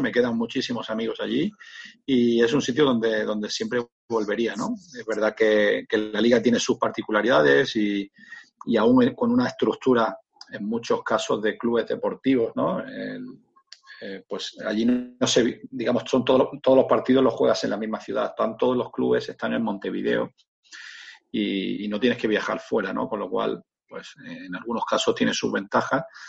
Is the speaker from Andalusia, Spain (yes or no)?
yes; Granada, Andalusia, Spain; moved away as an adult; also born or lived in Motril; Me fui de, Granada, de, mi ciudad natal